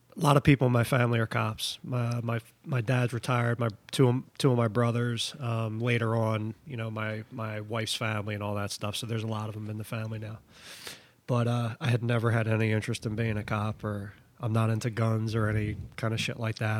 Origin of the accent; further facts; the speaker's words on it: Philadelphia, Pennsylvania, United States; I'm from Philly, I'm a, I I come all the way up here up north